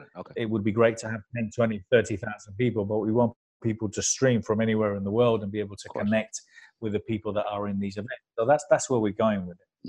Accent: London, United Kingdom; also born or lived in Spain; My parents were Spanish immigrants, so I was brought up here in London

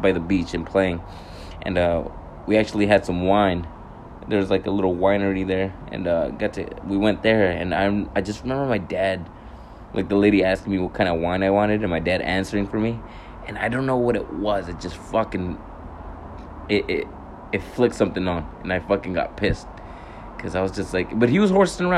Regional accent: California, United States; now in Hawaii, United States; my brothers in fucking California when we went back home to visit.

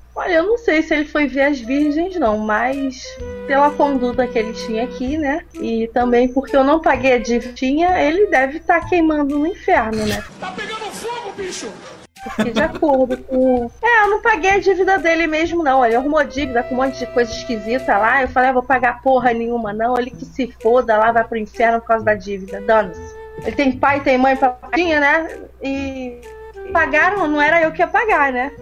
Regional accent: Brazil; eu sou brasileira

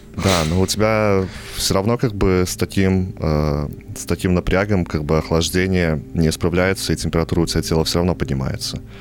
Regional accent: Belarus; also born or lived in Vitebsk; мы, бедные нищие белорусы

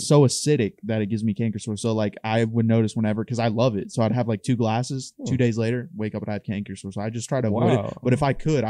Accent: Dayton, Ohio, United States; We had a neighbor when I grew up in Dayton.

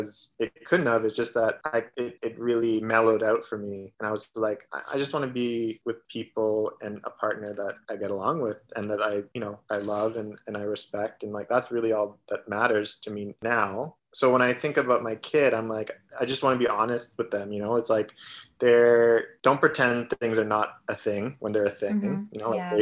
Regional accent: Toronto, Ontario, Canada; growing up in Toronto

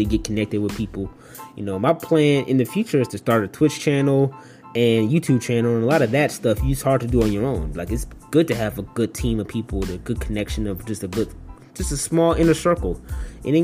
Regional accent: Detroit, Michigan, United States; moved away as an adult; my hometown, Detroit

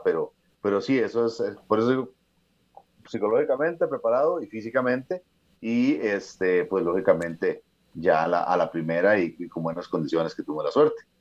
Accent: Costa Rica; soy el único costarricense

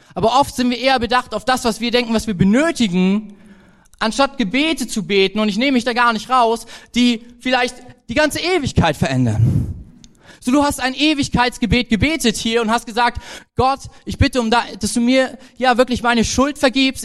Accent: Germany; als Deutscher

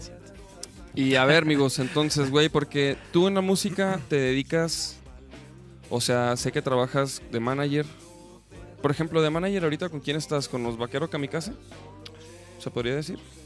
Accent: Chihuahua, Mexico; Chihuahua, de donde soy yo

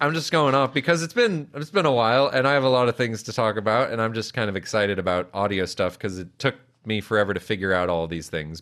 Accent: Calabasas, California, United States; I grew up in Calabasas

